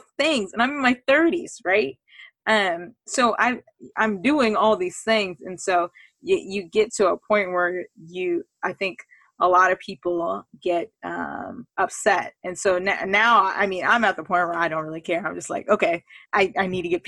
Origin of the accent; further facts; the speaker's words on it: California, United States; I grew up in California